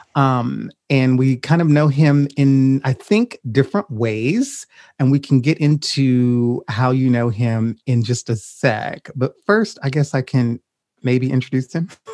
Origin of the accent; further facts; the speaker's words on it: Louisiana, United States; I'm originally from Louisiana